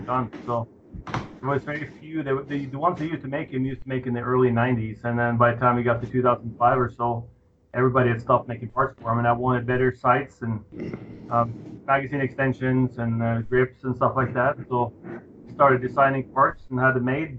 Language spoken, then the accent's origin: English; Norway; moved away as an adult; now in Colorado, United States; I was born in Norway in the year 1968